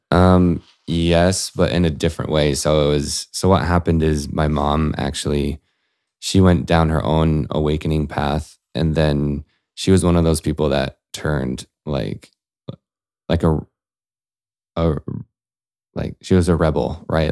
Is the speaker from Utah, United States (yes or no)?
yes; Salt Lake City, Utah, United States; I grew up in Salt Lake City